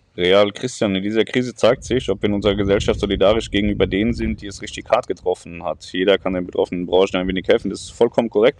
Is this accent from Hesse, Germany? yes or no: yes; near Darmstadt, Hesse, Germany; ich bin in der Nähe von Darmstadt aufgewachsen